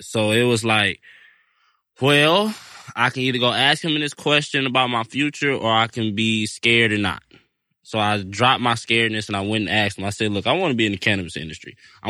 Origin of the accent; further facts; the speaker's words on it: Detroit, Michigan, United States; I'm from Detroit, Michigan, and I've been farming since I was 8 years old.